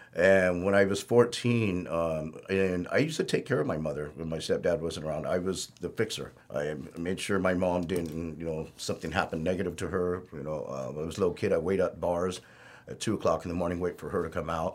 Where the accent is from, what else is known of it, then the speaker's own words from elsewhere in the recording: Norwalk, California, United States; I was, uh, pretty much born and raised in Norwalk.